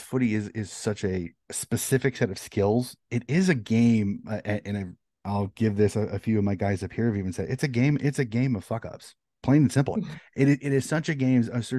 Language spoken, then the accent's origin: English; United States; Being an American, I've kind of jumped into footy, but I don't have that lifelong connection to the sport.